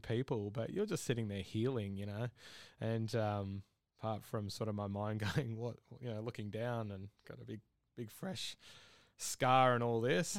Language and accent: English; Victoria, Australia; now in Brisbane, Australia; I'm originally from Victoria